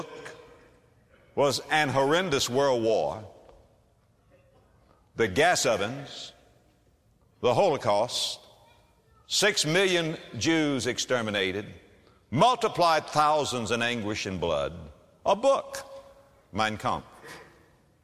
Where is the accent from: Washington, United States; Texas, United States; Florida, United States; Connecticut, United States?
Florida, United States; moved away; my home state, Florida